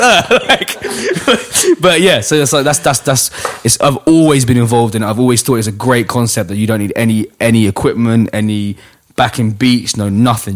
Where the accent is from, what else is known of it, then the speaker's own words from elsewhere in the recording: London, United Kingdom; I grew up in Hackney on the back streets